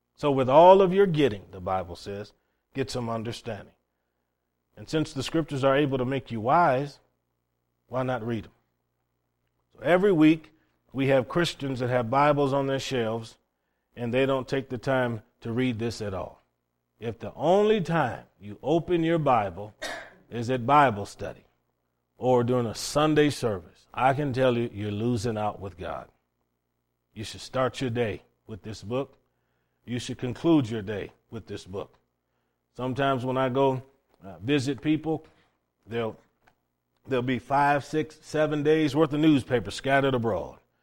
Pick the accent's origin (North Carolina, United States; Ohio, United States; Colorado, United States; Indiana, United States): Ohio, United States; Cleveland; moved away as an adult; also born or lived in Okinawa, Japan; growing up in Cleveland, Ohio